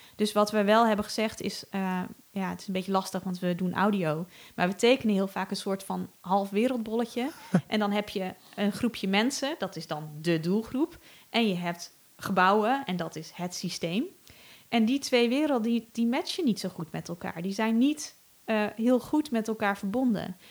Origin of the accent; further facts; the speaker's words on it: Netherlands; als Nederlander slash rijke westerling